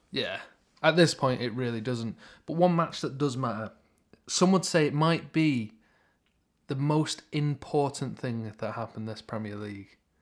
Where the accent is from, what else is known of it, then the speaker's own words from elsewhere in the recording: Stockport, North West England, United Kingdom; I am from Stockport